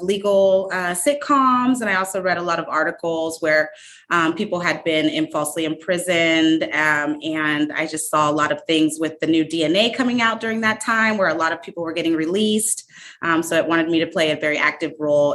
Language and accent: English; San Diego, California, United States; moved away as an adult; also born or lived in Arizona; San Diego, California